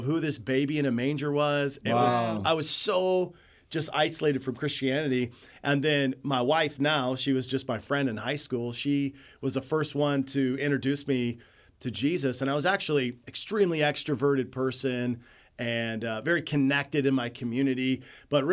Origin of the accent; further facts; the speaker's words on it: Nikiski, Alaska, United States; I grew up in a little town called Nikiski here in South Central AK.